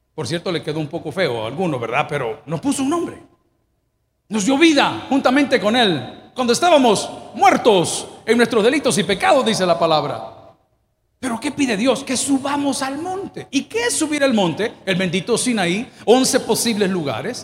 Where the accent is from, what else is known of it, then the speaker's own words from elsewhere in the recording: El Salvador; yo, como hombre salvadoreño, indio